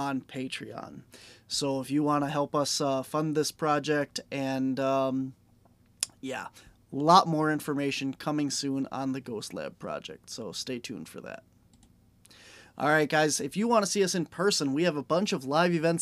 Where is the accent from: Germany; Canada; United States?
United States; Wisconsin; I'm from Wisconsin.